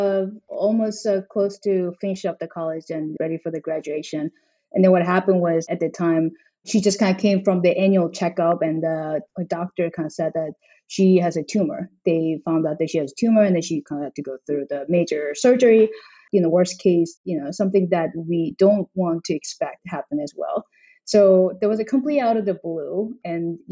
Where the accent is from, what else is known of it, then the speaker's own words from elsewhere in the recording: South Korea; moved away as an adult; also born or lived in China / United States / South Africa; I grew up in South Korea. I went to college there and, you know, I've never left the country until then